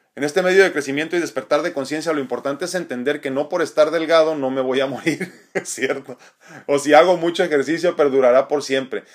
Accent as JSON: {"language": "Spanish", "country": "Mexico", "said": "como, latinos y como mexicanos en específico"}